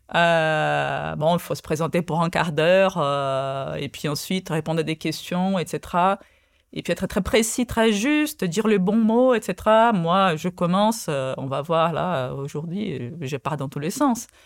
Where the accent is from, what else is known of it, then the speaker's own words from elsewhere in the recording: Rio de Janeiro, Brazil; first language Portuguese; French is a second language; now in France; je suis né au Brésil